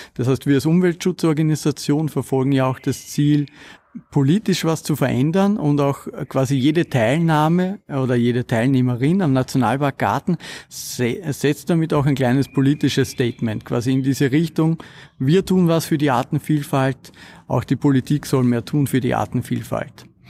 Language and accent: German; Kamptal, Lower Austria, Austria; Ich bin aufgewachsen im Kammtal ähm, in Niederösterreich.